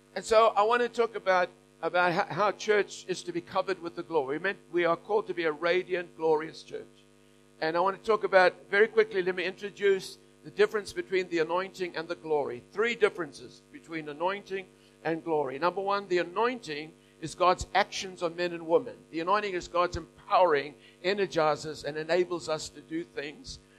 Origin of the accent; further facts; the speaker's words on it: Australia; we're Aussie